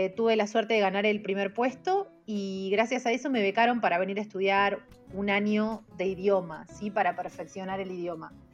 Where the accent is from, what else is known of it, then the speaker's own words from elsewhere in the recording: Chacabuco, Buenos Aires Province, Argentina; moved away as an adult; also born or lived in La Plata, Argentina; now in China; yo soy del interior, de Chacabuco, estaba viviendo en La Plata especialmente por mi carrera